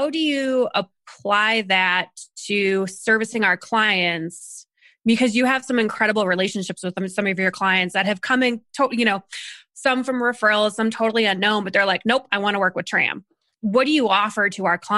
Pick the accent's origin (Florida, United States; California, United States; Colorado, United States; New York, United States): Colorado, United States; we are from Colorado